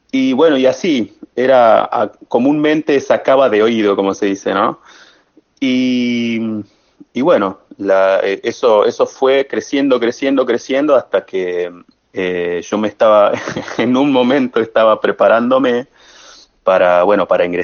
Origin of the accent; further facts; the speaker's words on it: Libertador General San Martín, Jujuy, Argentina; era difícil encontrar un, profesor ahí en mi pueblo, en Libertador, en, el departamento de Levesma